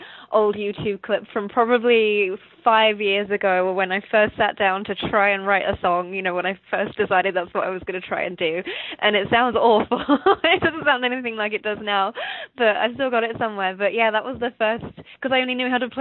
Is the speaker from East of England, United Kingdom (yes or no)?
yes; Stevenage, East of England, United Kingdom; accent: English; moved away as an adult; now in Winnipeg, Canada; Originally from a little town called Stevenage, north of London in England.